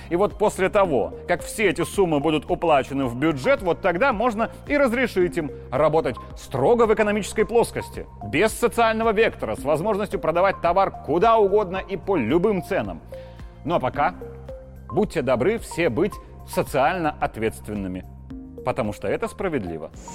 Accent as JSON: {"language": "Russian", "country": "Belarus", "said": "все мы, белорусы"}